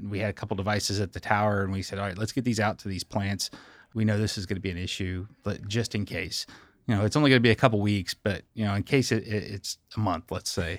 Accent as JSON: {"language": "English", "town": "Scottsville", "region": "Kentucky", "country": "United States", "tie": "born or raised there", "said": "I grew up in Scottsville, Kentucky, home of Dollar General stores."}